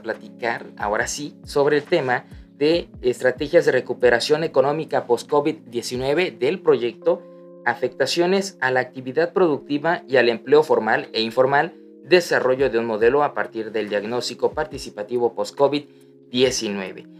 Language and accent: Spanish; Tabasco, Mexico